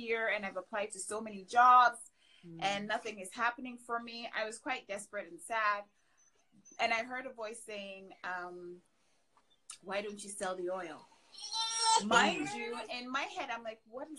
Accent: Ghana; moved away as an adult; also born or lived in Canada; now in United States; I'm originally from Ghana in West Africa. Grew up there, and then I moved to Canada for college.

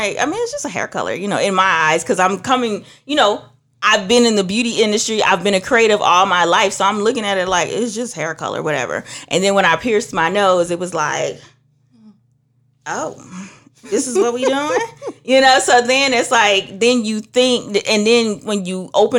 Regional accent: Trinidad & Tobago; moved away; also born or lived in Georgia, United States; I'm originally from Trinidad. That's going to come out some point. I used to live up north.

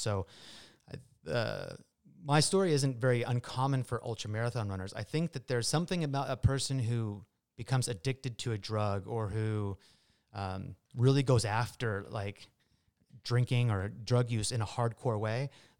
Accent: Marysville, Washington, United States; Yeah, I grew up in Marysville, actually. Went to Marysville Pilchuck High School.

